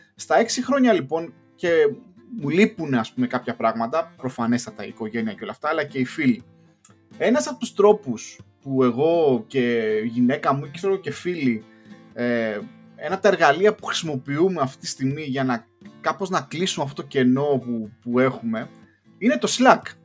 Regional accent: Greece; moved away as an adult; also born or lived in Luxembourg; now in London, United Kingdom; εμεί οι Έλληνε

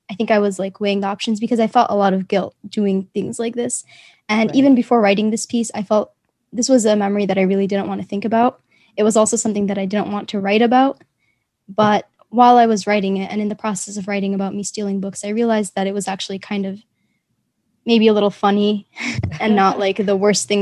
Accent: New York, United States; being an immigrant, but also living in New York. I think it's a very specific like kind of childhood

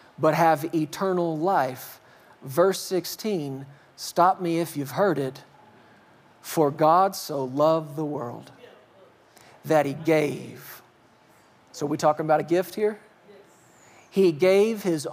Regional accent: Fort Worth, Texas, United States; moved away as an adult; now in Colorado, United States; I grew up in the South. I grew up in Fort Worth, spent the first 39 and a half years of my life there till we moved to Colorado

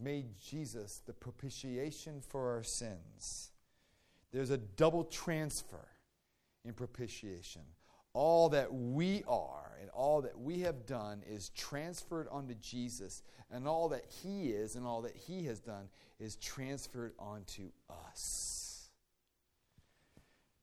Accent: Virginia, United States; I grew up in Virginia

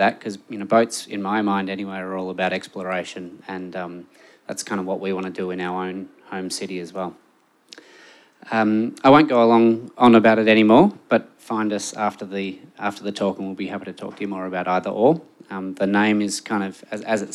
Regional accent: Melbourne, Victoria, Australia; I'm from Melbourne, but I've spent a fair bit of time living overseas

